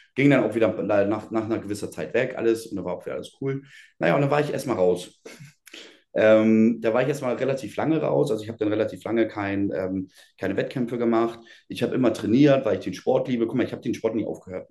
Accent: Schenefeld, Schleswig-Holstein, Germany; bei uns in Schenefeld, ich komme aus Schenefeld, oder Schenefelder geboren

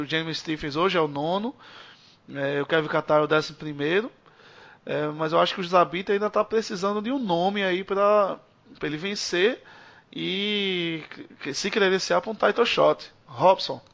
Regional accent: Brazil; a gente é brasileiro

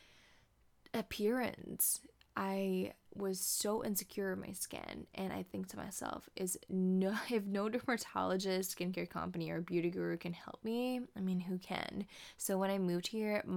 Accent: Indonesia; moved away as an adult; also born or lived in Jakarta; now in California, United States; I am from Indonesia

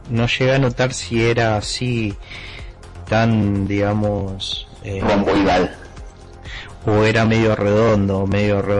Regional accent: Misiones, Argentina; Eh, yo soy de Argentina, de Misiones.

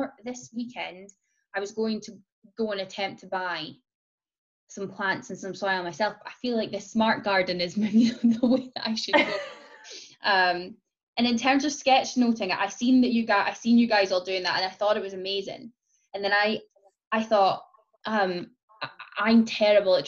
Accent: Scotland, United Kingdom; that's me being Scottish

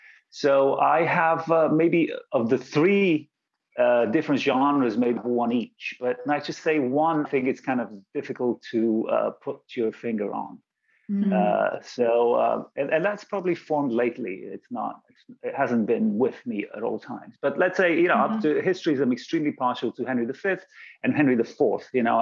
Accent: London, United Kingdom; also born or lived in Bulgaria; But I was actually born in Bulgaria. I was born in Bulgaria. And then we moved to London where I went to school. And then I actually moved back to Bulgaria for a little bit

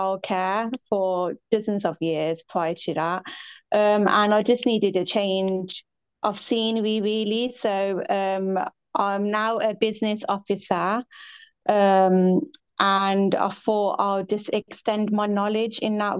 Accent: England, United Kingdom; I'm from England

